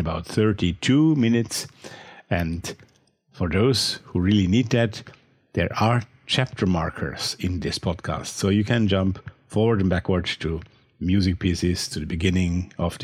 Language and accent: English; Austria; accent: Austrian; English is a second language; my Austrian accent